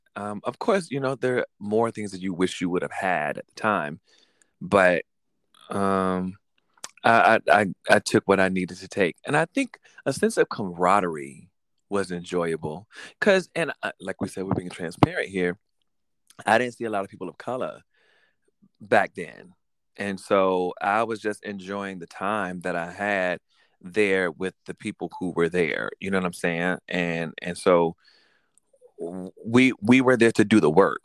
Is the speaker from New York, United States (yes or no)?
no; Norfolk, Virginia, United States; also born or lived in Richmond, Virginia; I was raised in Norfolk since I was two